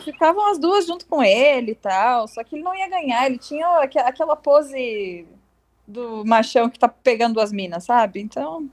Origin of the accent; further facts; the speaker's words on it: South Region, Brazil; accent: southern dialect; a gente tem o nosso dialeto no sul